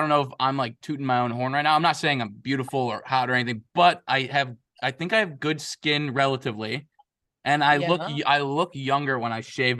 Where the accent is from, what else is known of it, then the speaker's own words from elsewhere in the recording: Chicago, Illinois, United States; I'm from Chicago. We don't know our A's and from our O's.